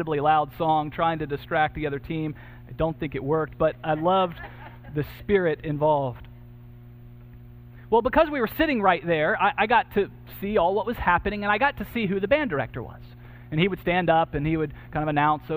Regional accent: Georgia, United States; growing up in Georgia

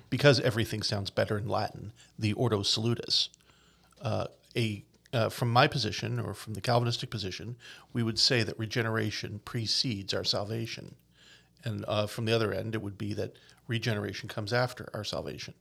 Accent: Newfoundland and Labrador, Canada; I am a traditional Newfoundlander. I'm from the Bay. I, you know, and, and until I was, like, in my twenties, I'd never really left Newfoundland

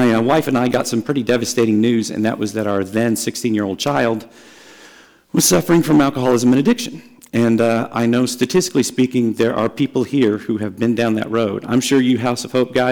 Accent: Dallas, Texas, United States; I grew up in Dallas

